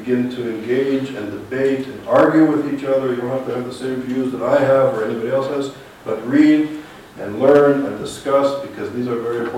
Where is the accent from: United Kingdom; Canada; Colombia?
Canada; Montreal, Quebec; moved away as an adult; I'm from Montreal